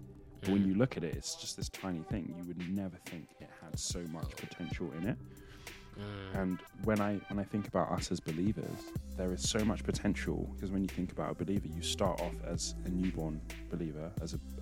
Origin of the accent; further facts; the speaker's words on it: Nigeria; I'm Nigerian